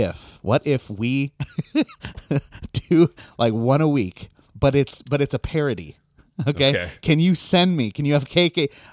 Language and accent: English; Wisconsin, United States; I'm from Wisconsin. Now, granted, I was from like the city in Wisconsin.